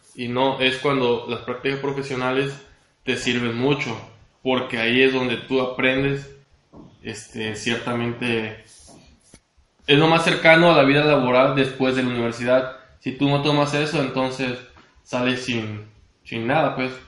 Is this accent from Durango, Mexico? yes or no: no; Cárdenas, Tabasco, Mexico; also born or lived in Villahermosa, Mexico; soy originario de Cárdenas, Tabasco